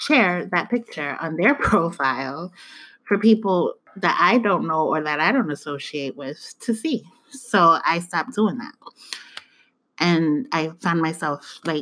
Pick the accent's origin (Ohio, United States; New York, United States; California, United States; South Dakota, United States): New York, United States; New York City; now in Georgia, United States; I may have African roots and African descent, but I was born in the Bronx.